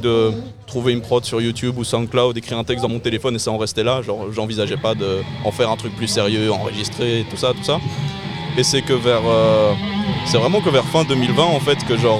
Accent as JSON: {"language": "French", "town": "Brussels", "region": "Brussels-Capital Region", "country": "Belgium", "said": "je viens euh, BX Centre, 10 1040"}